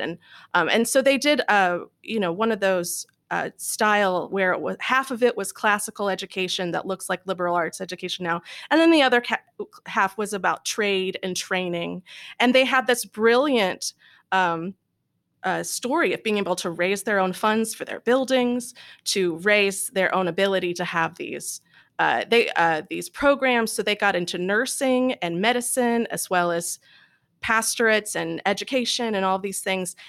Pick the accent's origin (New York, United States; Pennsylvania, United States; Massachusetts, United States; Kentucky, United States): Kentucky, United States; Louisville; moved away; I was born and raised in Louisville